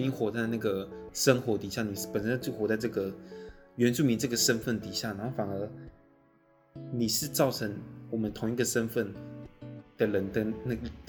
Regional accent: Taiwan; 哎，原住民怎么会考上政大？我是从这个地方出生出来的，然后我也是这个族群的那个一份子，我是这个脉络里面的人，我怎么会考上政大？

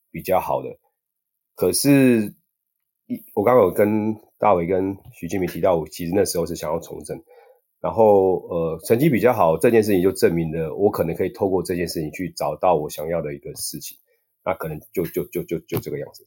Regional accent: Taiwan; 我们是台湾人在， 在亚， 在国外有时候会被歧视

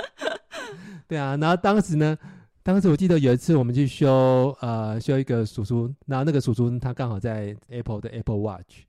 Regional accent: Nantou County, Taiwan; moved away as an adult; now in Silicon Valley, United States; 我是在台湾，呃，独生独长的南投人，到戏谷现在生活差不多二十年。之前的正职是，呃，戏谷的工程师

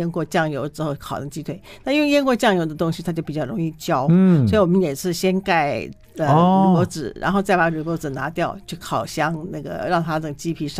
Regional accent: China; 他们其实就是我们中国人所谓的炖

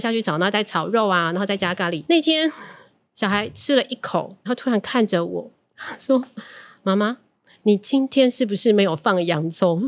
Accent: Tainan, Taiwan; 我们台南人

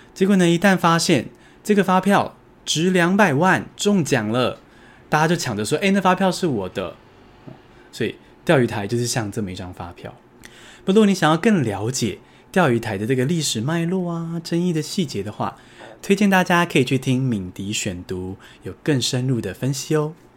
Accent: Taiwan

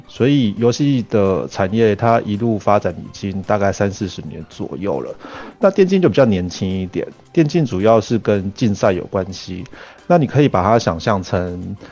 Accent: Argentina; now in Taiwan; 我是在阿根廷长大的，然后我们家也都是一直是做跟创业或者是做生意相关的

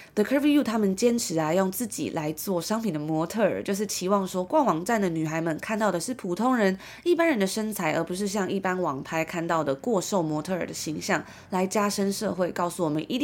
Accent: Taiwan; 从小在台湾长大

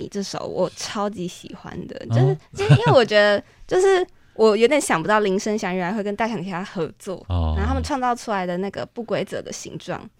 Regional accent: Kaohsiung, Taiwan; 跟我一样是高雄人

